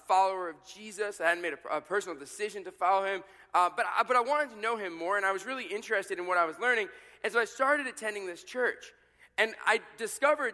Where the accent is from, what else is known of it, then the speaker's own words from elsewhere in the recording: New York City, New York, United States; moved away; I was growing up in New York City, and I was in college at this point.